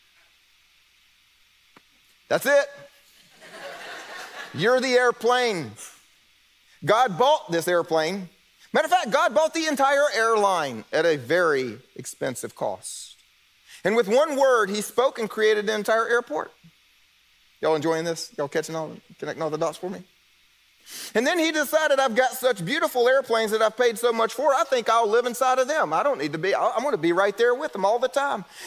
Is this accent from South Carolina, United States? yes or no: yes; South Carolina, United States; moved away; I'm from South Carolina. I can turn the accent on